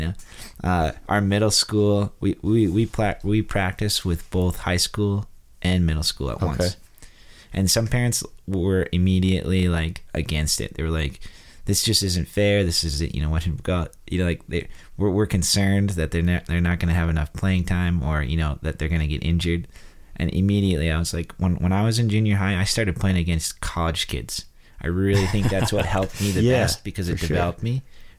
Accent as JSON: {"language": "English", "region": "North Dakota", "country": "United States", "moved": "yes", "said": "I come from a farming background, you know, I'm a redneck from North Dakota"}